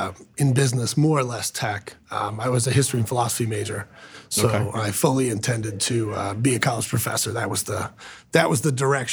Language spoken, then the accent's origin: English; Canton, Ohio, United States; now in Columbus, United States; Grew up in Canton, Ohio. So Northeast Ohio. It's a little different than Columbus.